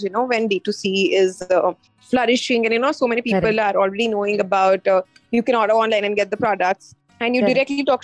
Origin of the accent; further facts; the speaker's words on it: Ankleshwar, Gujarat, India; moved away as an adult; also born or lived in Punjab / London; born in Punjab, but I was brought up in a very small town called Ankleshwar. It's in Gujarat.